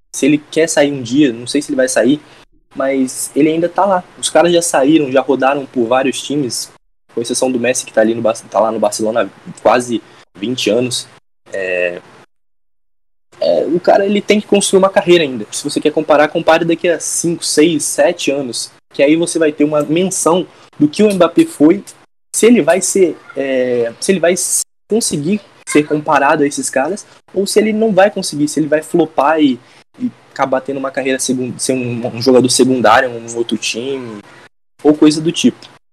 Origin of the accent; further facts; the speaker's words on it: Espírito Santo, Brazil; sou do Espírito Santo